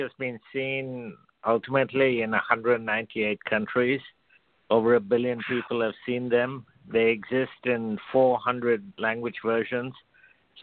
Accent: India; I was born and brought up in India

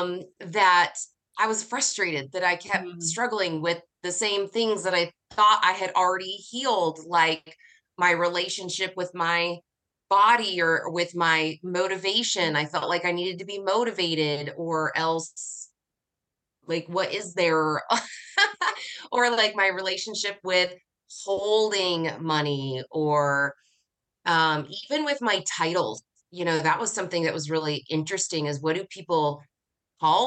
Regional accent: United States; I'm from the United States

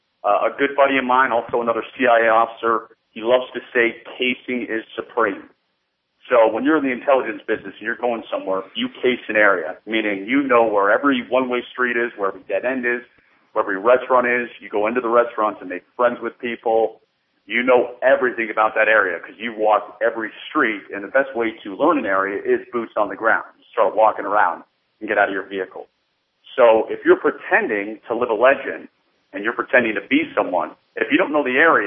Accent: Washington, District of Columbia, United States; moved away as an adult; also born or lived in southern Utah; now in Utah, United States; I now live in southern Utah. I moved here about 4 years ago. I was born and raised in the Washington, D.C. area.

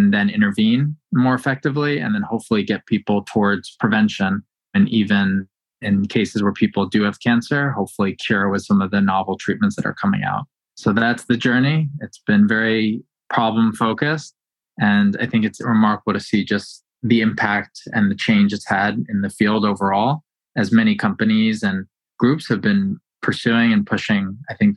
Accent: Northern Virginia, United States; I grew up in the Northern Virginia area

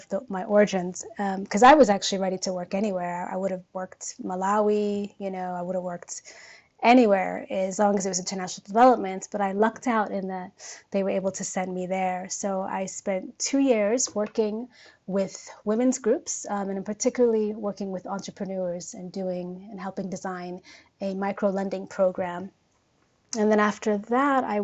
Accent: Oakland, California, United States; accent: American; moved away as an adult; now in Nairobi, Kenya; I was born and raised in Northern California, a city called Oakland, which is in the San Francisco Bay

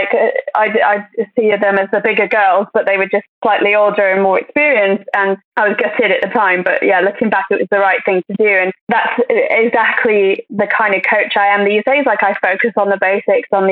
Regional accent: Crewe, North West England, United Kingdom; I'm from Crewe, which is quite a small town and I absolutely loved it

